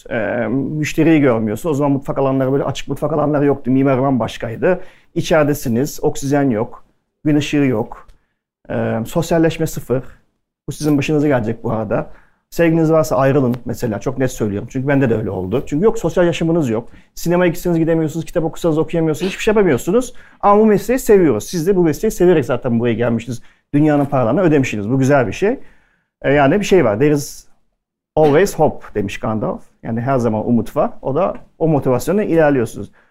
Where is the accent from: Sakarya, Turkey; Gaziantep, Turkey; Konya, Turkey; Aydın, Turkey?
Aydın, Turkey; Nazilli; accent: Aydın dialect; also born or lived in Germany; ben aslen Nazilliyim. E, Almancıyım, gurbetçiyim. Gurbetçi bir ailenin çocuğuyum. Almanya'da doğdum aslında. Ana dilim Türkçe değil, ana dilim Aydın şivesi benim. Çünkü köyde büyüdüm ben.